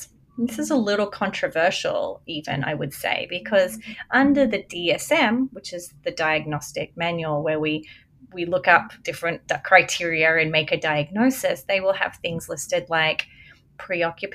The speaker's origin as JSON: {"language": "English", "country": "Australia", "also_born_or_lived": "America", "moved": "yes", "said": "I'm an Australian"}